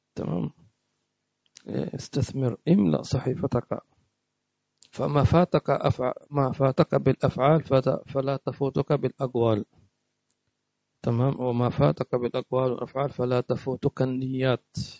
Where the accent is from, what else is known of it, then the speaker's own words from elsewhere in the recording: Hadhramaut, Yemen; عندنا في حضرموت